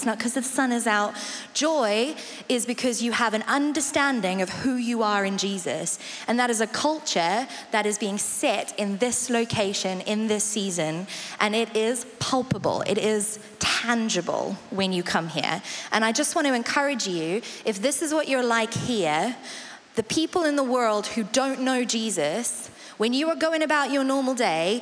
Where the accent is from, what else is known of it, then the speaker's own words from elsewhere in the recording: South Africa; accent: South African; now in Colchester, United Kingdom; I'm South African, which is why the accent is what it is. My mum is English, so it's not quite South African